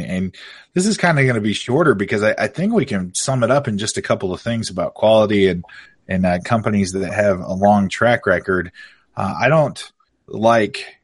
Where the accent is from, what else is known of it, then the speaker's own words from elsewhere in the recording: Oregon, United States; I'm an Oregon boy. I grew up in Oregon